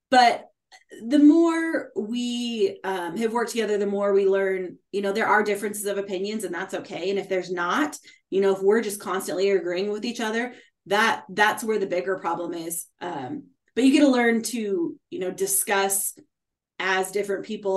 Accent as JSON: {"language": "English", "region": "Nevada", "country": "United States", "tie": "born or raised there", "said": "growing up in Nevada, Nevada is a really tight-knit mining community."}